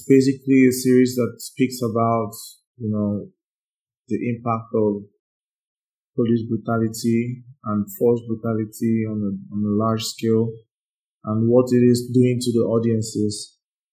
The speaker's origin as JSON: {"language": "English", "country": "Nigeria", "said": "I'm proud to be a Nigerian"}